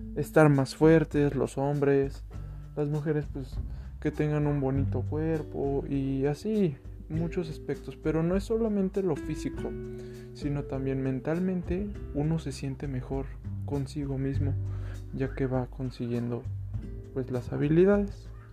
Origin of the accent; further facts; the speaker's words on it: León, Guanajuato, Mexico; also born or lived in Mexico City; soy nacido en la Ciudad de México, actualmente vivo en León, Guanajuato